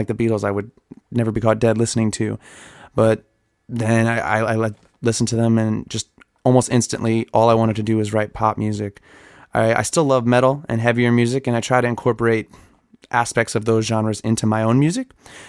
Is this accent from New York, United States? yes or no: yes; Long Island, New York, United States; I'm from Long Island, New York